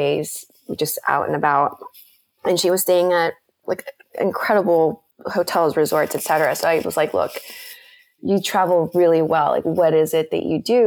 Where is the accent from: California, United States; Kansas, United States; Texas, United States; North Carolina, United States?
Texas, United States; McAllen; also born or lived in Mexico City, Mexico; I grew up in McAllen in like a small city in South Texas